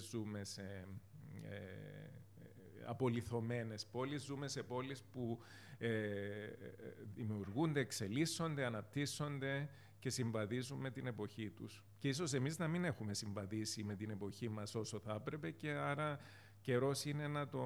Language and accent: Greek; Famagusta, Famagusta District, Cyprus; also born or lived in Limassol; now in Nicosia, Cyprus; Εγώ είμαι από την Αμόχωστο. Ε, φεύγοντας από την Αμόχωστο το 1974, καταλήξαμε με την οικογένειά μου στην ε, Λεμέσο.